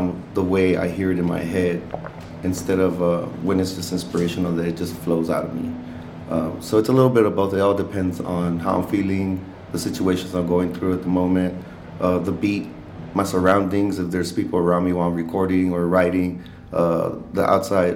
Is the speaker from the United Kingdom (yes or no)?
no; Rio Bravo, Texas, United States; first language Spanish; English is a second language; now in Austin, United States; It's a small little town on the outskirts of Laredo called Rio Bravo. It's a little small border town, but it's so small people don't really know about it. So I just say I'm from Laredo